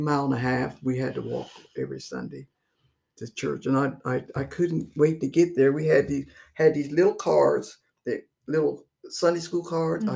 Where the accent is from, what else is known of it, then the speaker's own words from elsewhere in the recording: Circleville, Ohio, United States; I was born here in Circleville, in the south end of town